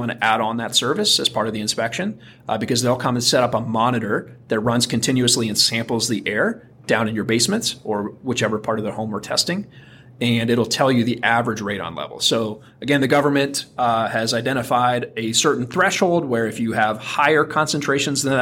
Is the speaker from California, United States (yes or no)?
no; Athens, Ohio, United States; I grew up in Athens, Ohio